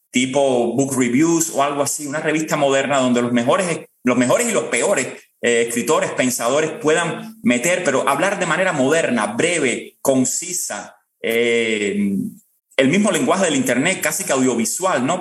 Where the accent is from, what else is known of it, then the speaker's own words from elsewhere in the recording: Cuba; moved away as an adult; los cubanos tenemos que, que recobrar. Los cubanos nos queremos a los cubanos